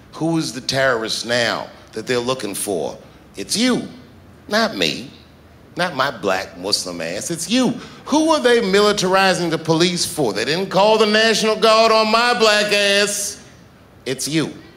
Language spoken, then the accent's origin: English; Washington, District of Columbia, United States; I'm from Washington, D C. A lot of my friends growing up